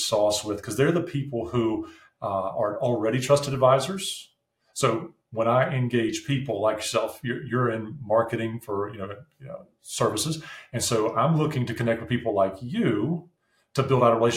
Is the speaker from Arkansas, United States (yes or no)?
no; North Carolina, United States; accent: southern; also born or lived in New Jersey; now in Ohio, United States; Like, I'm not from Ohio, but I live here now. But I'm from North Carolina.